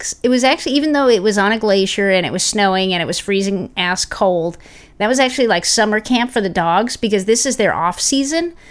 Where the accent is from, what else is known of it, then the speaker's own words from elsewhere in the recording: Los Angeles, California, United States; us L A people